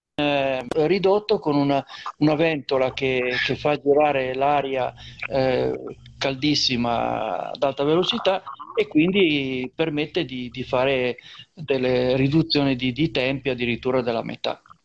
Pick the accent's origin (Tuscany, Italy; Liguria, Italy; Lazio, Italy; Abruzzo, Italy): Liguria, Italy